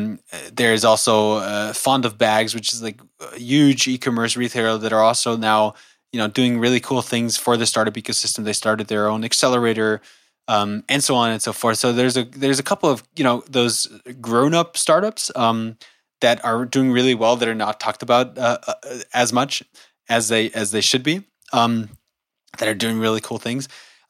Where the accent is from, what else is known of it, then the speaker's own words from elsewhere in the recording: Germany; also born or lived in United States; No, I was fortunate enough to also grow up in the U.S. I was born here in Germany, but my parents moved to the U.S. when I was a kid, and I went to school there for a few years, then went back to Germany, spent most of my years in Germany.